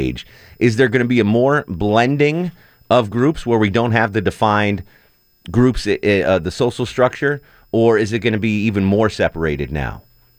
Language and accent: English; Texas, United States; Growing up in Texas, ….